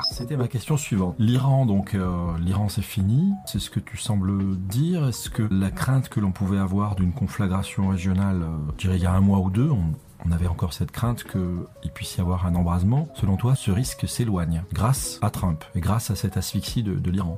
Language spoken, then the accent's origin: French; France; quand on est français